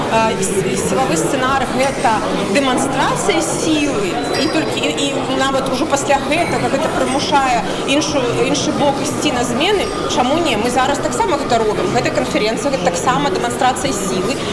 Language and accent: Russian; Belarus; Как бы белорусы – миролюбивая нация.